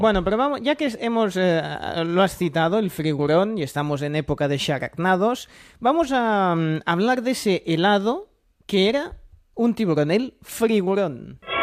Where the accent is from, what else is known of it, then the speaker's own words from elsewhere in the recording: Catalonia, Spain; como buen catalán